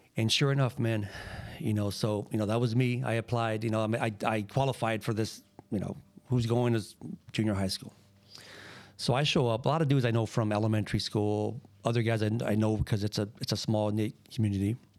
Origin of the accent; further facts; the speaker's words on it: Lynwood, California, United States; also born or lived in Boyle Heights, Los Angeles; I'm an L A boy, man. I'm, uh, born here, born and raised.